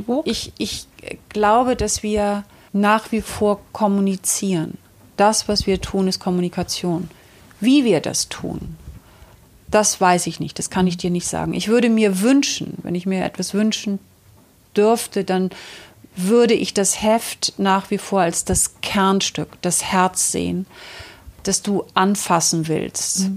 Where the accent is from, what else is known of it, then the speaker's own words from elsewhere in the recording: Northern Germany, Germany; Ich bin auf einem Bauernhof in Norddeutschland groß geworden